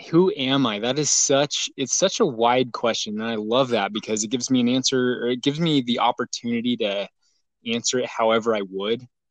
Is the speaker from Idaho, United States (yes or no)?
yes; Boise, Idaho, United States; I grew up in Boise, Idaho